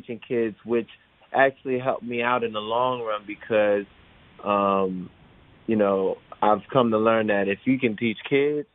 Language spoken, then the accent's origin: English; Miami, Florida, United States; moved away as an adult; now in Los Angeles, United States; I actually was born and raised in Miami, Florida.